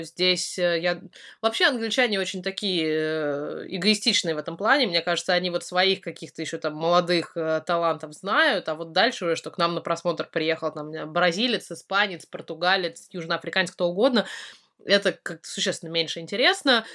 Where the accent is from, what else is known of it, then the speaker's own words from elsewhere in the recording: Russia; also born or lived in Tatar family (ancestry); now in United Kingdom; я из России